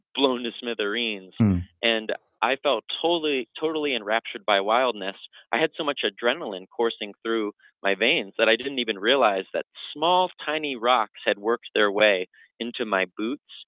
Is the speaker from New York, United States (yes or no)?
yes; Old Forge, New York, United States; also born or lived in Rochester, New York; I grew up in Old Forge, New York. My parents still live there.